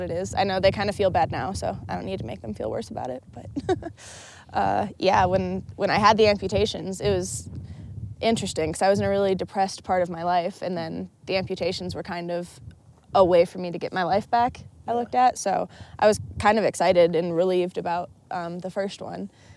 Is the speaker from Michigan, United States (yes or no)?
yes; Michigan, United States; I grew up in Michigan